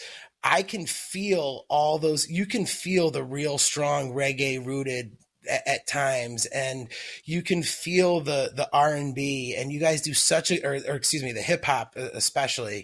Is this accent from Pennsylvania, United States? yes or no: yes; Philadelphia, Pennsylvania, United States; I grew up in Philadelphia